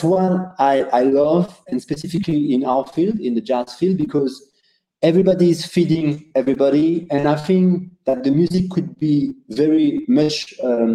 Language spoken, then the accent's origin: English; India; I'm from India